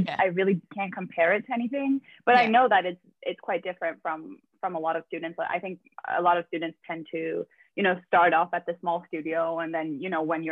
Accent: Stockholm, Stockholm County, Sweden; I'm from Sweden. I'm from Stockholm.

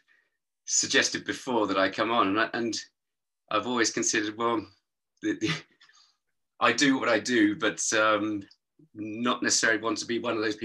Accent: East Molesey, South East England, United Kingdom; I was brought up in East Molesey down by the river

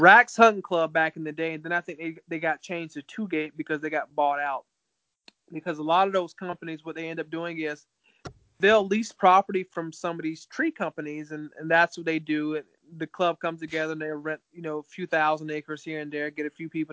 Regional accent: Callahan, Florida, United States; moved away as an adult; also born or lived in Hilliard, Florida; now in Minnesota, United States; which is where I lived at in Hilliard, but I grew up in Callahan.

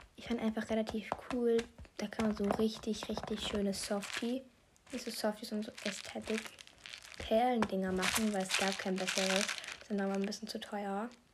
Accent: Austria; Ich komme ja aus Österreich

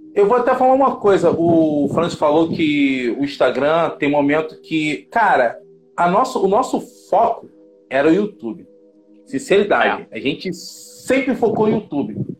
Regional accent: Rio de Janeiro, Brazil; nós dois somos do Rio de Janeiro

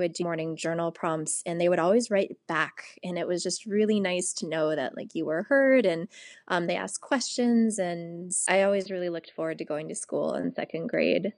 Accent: Washington, District of Columbia, United States; also born or lived in St. Louis, Missouri; now in Los Angeles, United States; I grew up in Washington, D.C., and then I moved to St. Louis before coming out to California

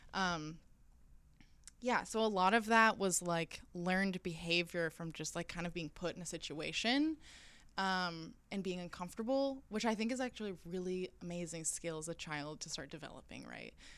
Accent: rural southern Alabama, United States; moved away as an adult; also born or lived in Rome; growing up in Alabama, I mean, I grew up in the middle of nowhere

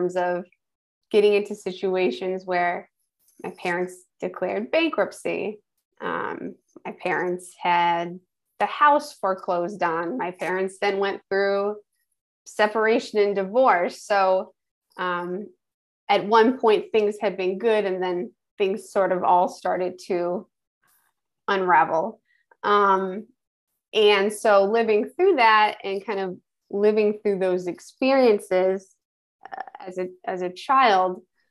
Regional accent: Schenectady, New York, United States; I'm originally from Schenectady, New York. So upstate New York

